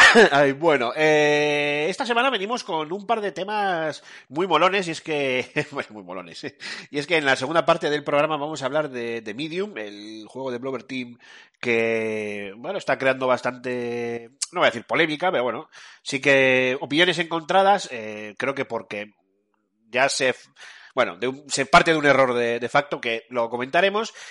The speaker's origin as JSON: {"language": "Spanish", "country": "Spain", "said": "Como somos un país, somos españoles"}